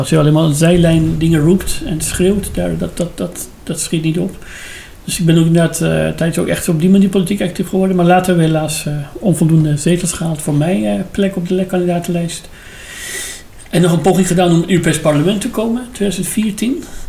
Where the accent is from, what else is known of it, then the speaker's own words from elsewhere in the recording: Iran; Dutch is a second language; moved away as an adult; now in Netherlands; dat ik uit Iran kom